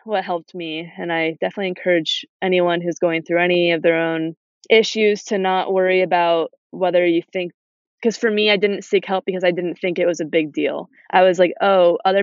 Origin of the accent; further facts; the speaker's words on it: Adirondack Park, New York, United States; growing up in the Adirondack Park and being an active kid outside all the time